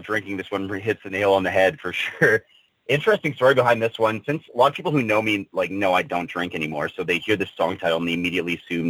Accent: Canada; we're all Canadian.

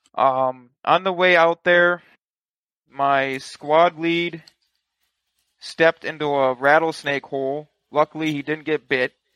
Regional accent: Michigan, United States; I'm from Michigan

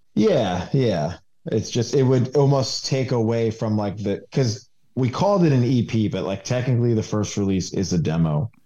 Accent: New York, United States; moved away as an adult; now in Winston-Salem, United States; I'm a transplant from New York. Um, I moved here about five years ago

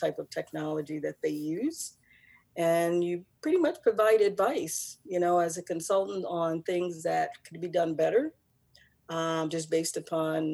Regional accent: Newark, New Jersey, United States; moved away as an adult; now in Midwest, United States; I'm originally from Newark

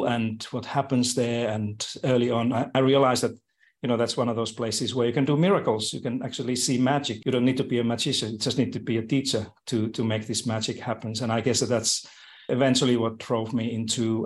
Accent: Finland; moved away as an adult; also born or lived in United States; now in Melbourne, Australia; It's a Finnish name, so I'm originally from Finland.

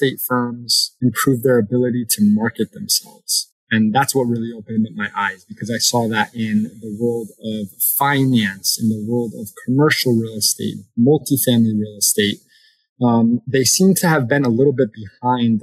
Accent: United States; moved away as an adult; also born or lived in Connecticut / New York / South America; now in South Florida, United States; I grew up in Connecticut and New York

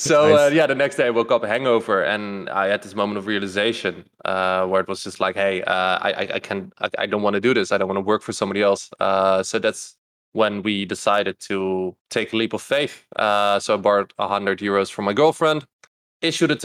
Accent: Netherlands; moved away as an adult; also born or lived in Louisville, Kentucky; I'm Dutch from the Netherlands. Don't live there anymore

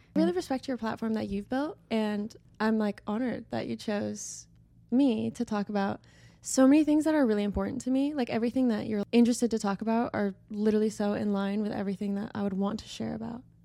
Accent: Idaho, United States; moved away as an adult; now in Los Angeles, United States; I'm from Idaho

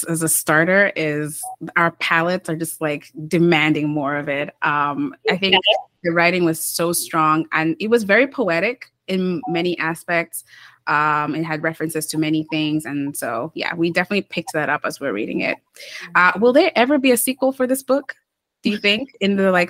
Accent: Kenya; also born or lived in Uganda; now in Toronto, Canada; I'm Ugandan, but then I also grew up in Kenya

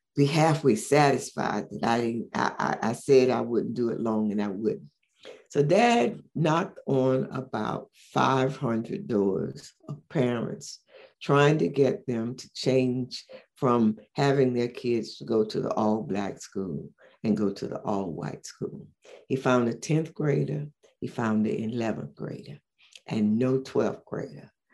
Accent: St. Augustine, Florida, United States; also born or lived in Philadelphia; now in Orlando, United States; I grew up in St. Augustine, Florida

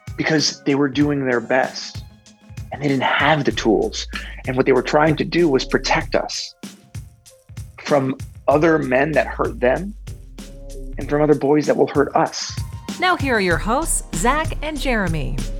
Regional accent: United States; growing up in America

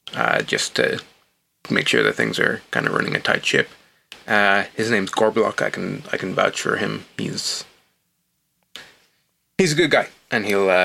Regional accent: Ireland; Oh, I'm Irish, but I don't have a very strong accent, and I don't drink alcohol.

